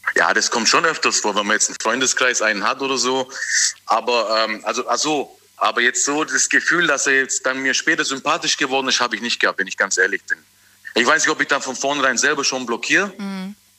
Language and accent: German; Tübingen, Baden-Württemberg, Germany; bin aus Tübingen